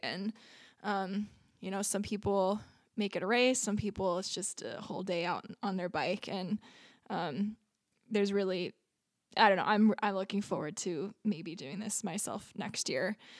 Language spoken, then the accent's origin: English; Ramona, California, United States; I grew up in Ramona